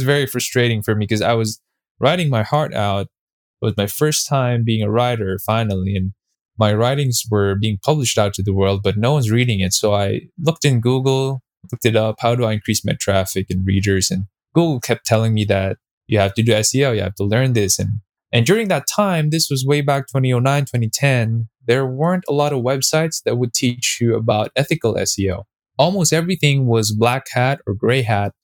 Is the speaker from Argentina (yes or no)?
no; Philippines; I'm a Filipino Chinese. We're basically Chinese by blood. I'm the fourth generation in the Philippines